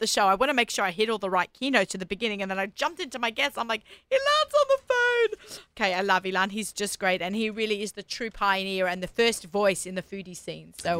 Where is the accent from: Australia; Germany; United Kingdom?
Australia; I'm Australian.